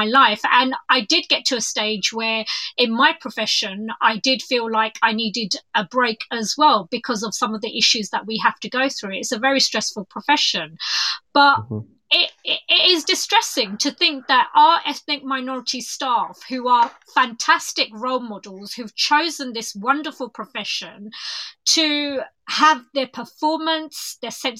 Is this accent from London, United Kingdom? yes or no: yes; London, United Kingdom; I'm from East London